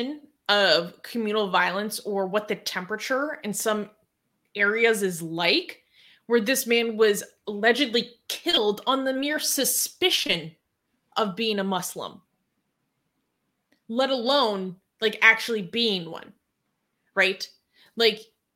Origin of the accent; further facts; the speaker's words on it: United States; as an American